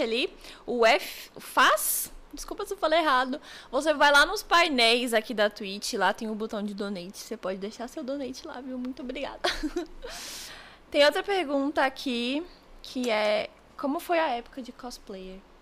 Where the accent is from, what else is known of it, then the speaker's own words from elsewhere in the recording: Brasília, Federal District, Brazil; eu sou de Brasília